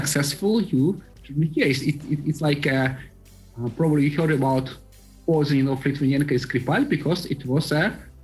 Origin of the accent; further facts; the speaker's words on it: Siberia, Russia; moved away as an adult; now in Buenos Aires, Argentina; I am from Siberia myself